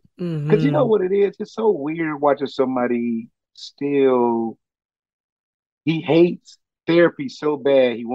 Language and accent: English; Chicago, Illinois, United States; we are from Chicago. It was this weird town where all of us was coming up with whatever fields we was doing